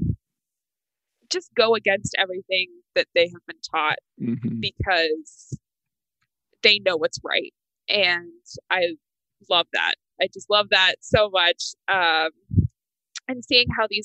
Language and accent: English; the South, United States; I grew up in the South, where Catholicism is not very prevalent.